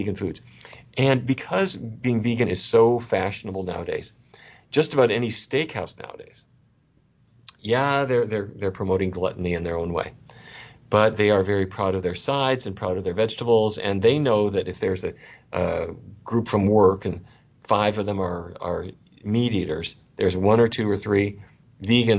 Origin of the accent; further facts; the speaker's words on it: North Dakota, United States; I grew up in North Dakota